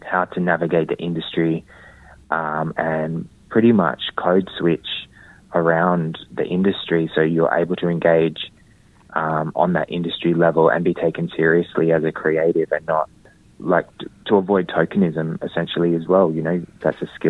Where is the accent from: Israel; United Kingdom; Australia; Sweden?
Australia; Perth, Western Australia; as a Whadjuk Noongar man, growing up in Boorloo, Perth, growing up amongst a community